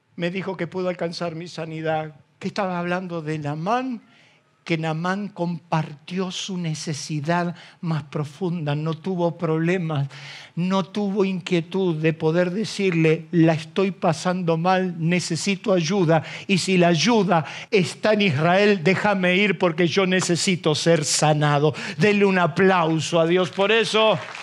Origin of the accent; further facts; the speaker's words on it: Isidro Casanova, Buenos Aires Province, Argentina; soy un paisano de Casanova